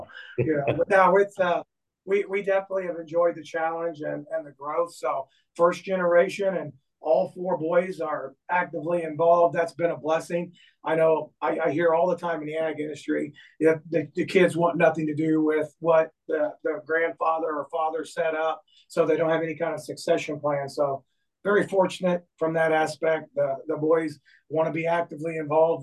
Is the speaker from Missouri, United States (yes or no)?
yes; Braymer, Missouri, United States; I'm from Bremer, Missouri, just 20 minutes south of Gallatin, 25 minutes south